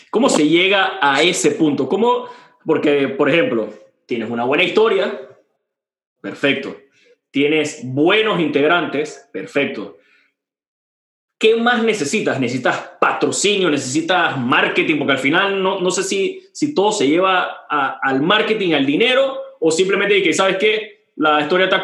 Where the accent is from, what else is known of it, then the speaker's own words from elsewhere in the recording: Panama; also born or lived in Argentina; Yo soy panameño, me eduqué en cine en, en Sudamérica